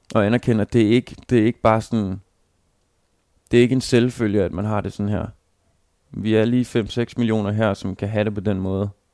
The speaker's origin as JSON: {"language": "Danish", "country": "Denmark", "said": "som, som dansker"}